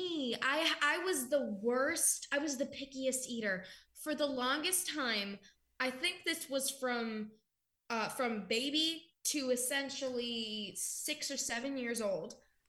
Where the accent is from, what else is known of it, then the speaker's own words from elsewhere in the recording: The Woodlands, Texas, United States; And I was born in the Woodlands. So that's like more of the city upscale-y part of that section.